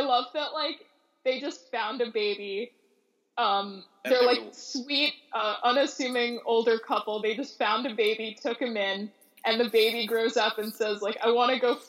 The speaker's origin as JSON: {"language": "English", "town": "White Plains", "region": "New York", "country": "United States", "tie": "born or raised there", "said": "my hometown mall"}